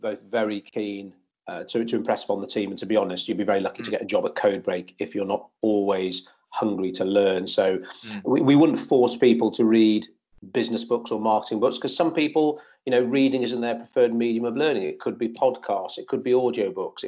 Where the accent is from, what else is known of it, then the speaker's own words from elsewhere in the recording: Shropshire, West Midlands, United Kingdom; moved away as an adult; we're both from Shropshire. I went to the same school as her brothers